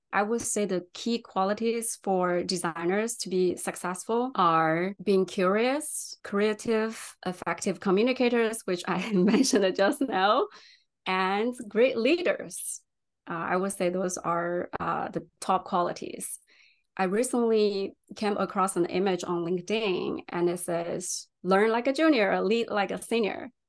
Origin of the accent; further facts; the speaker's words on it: China; English is a second language; moved away as an adult; also born or lived in San Francisco, California; now in United States; I was actually born and raised in China